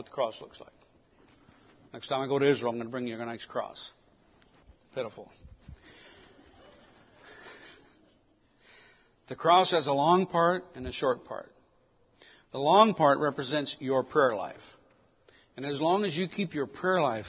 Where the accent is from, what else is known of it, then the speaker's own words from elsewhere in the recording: Mexico City, Mexico; I was born in Mexico City. That's why I speak two languages.